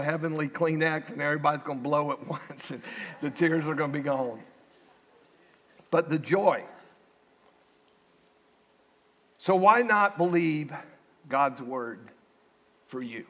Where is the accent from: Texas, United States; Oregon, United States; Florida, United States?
Florida, United States; Winter Haven; moved away; Winter Haven, my hometown